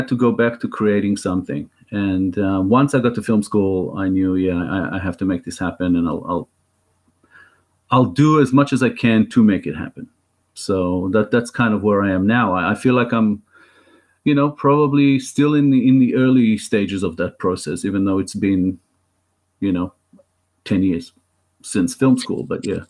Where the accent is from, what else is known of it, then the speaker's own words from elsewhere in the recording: Israel; now in Australia; But I am more Israeli than I am Australian